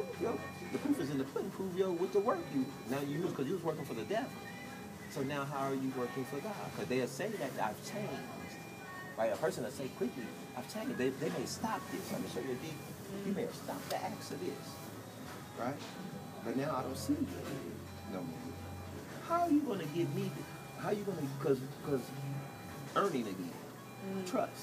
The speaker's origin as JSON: {"language": "English", "region": "California", "country": "United States", "said": "I'm from California"}